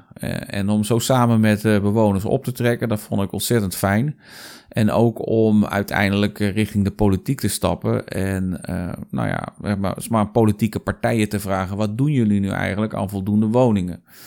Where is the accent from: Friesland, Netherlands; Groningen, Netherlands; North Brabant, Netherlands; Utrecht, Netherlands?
Utrecht, Netherlands; Zeist; moved away as an adult; also born or lived in Amsterdam; Ik ben geboren en getogen in Zeist